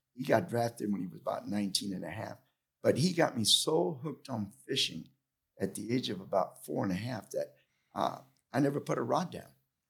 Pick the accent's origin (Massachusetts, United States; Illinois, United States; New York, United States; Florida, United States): Florida, United States; Tampa; also born or lived in Cuba; Well, I was born in Cuba, but I came over when I was a year old, and I grew up in Ybor City. And in my household, I was not allowed to speak English